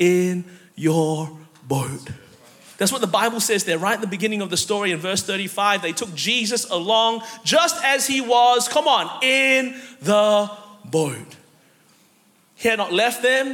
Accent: Melbourne, Victoria, Australia; moved away as an adult; now in United States; I'm actually from Melbourne, Australia originally

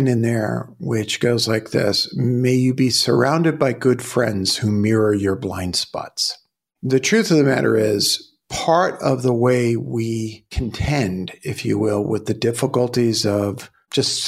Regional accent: New York City, New York, United States; I grew up in Brooklyn

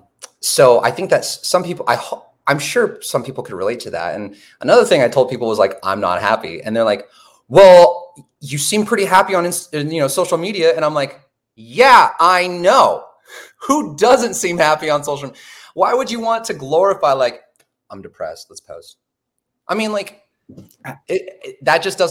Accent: Portland, Oregon, United States; I come from Portland, Oregon

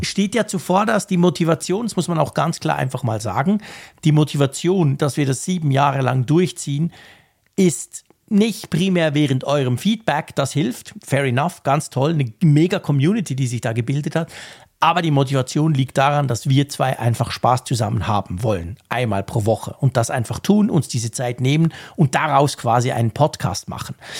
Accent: Switzerland; als Schweizer

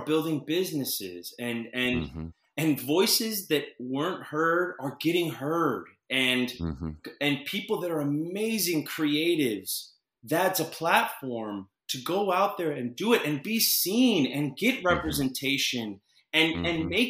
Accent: Orlando, Florida, United States; I was a kid from Orlando

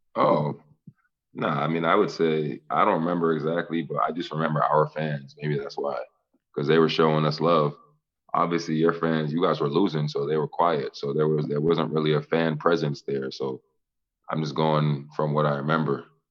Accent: Boston, Massachusetts, United States; I'm from Boston

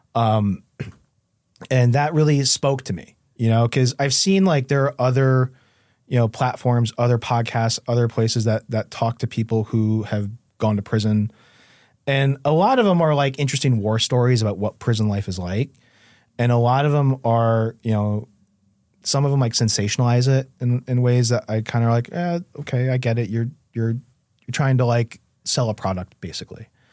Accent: New Haven, Connecticut, United States; the Westville section of New Haven

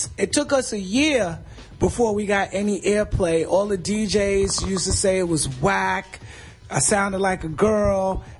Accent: New York City, New York, United States; I'm from Bed-Stuy.

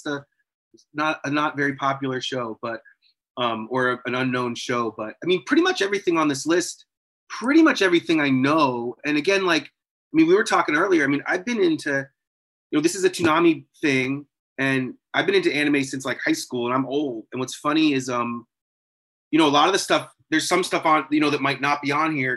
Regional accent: New Hampshire, United States; I'm from New Hampshire

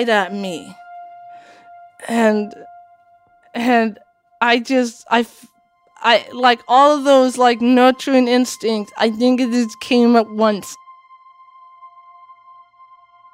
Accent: Washington, United States; English is a second language; also born or lived in Latvia; I came to Washington State

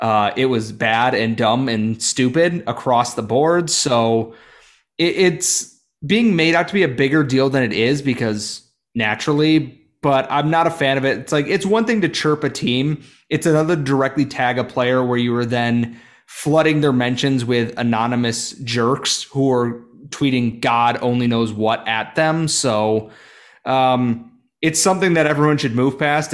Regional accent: New York, United States; I'm from New York

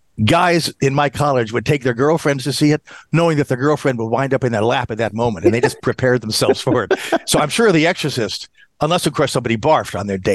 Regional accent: Silver Spring, Maryland, United States; I'm from Silver Spring, and trust me, I was not possessed.

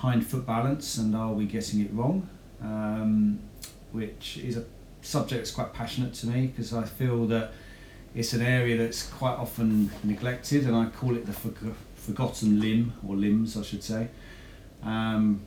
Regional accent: Hertfordshire, East of England, United Kingdom; also born or lived in Essex; I was born in Hertfordshire and raised in Hertfordshire

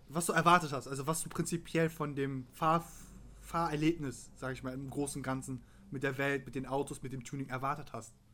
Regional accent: Turkey; Oh, er hat mein BMW M3 als Türke bin ich sehr betroffen übrigens.

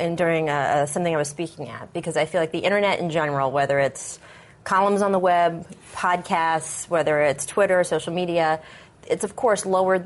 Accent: D.C. area, Maryland, United States; I grew up in the D.C. area. I grew up in Maryland.

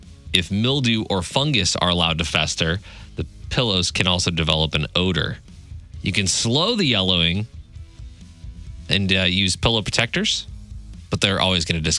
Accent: Central Illinois, United States; I grew up kind of in Central Illinois

